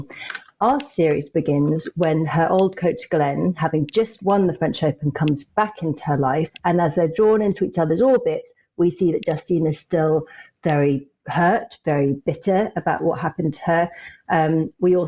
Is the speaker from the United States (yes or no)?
no; London, United Kingdom; I was brought up in Barnes